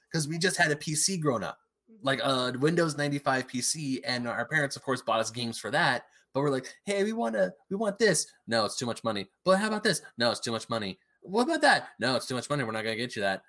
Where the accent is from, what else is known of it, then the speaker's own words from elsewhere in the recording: Diamond Bar, California, United States; also born or lived in Murrieta, California; I moved to my hometown of Diamond Bar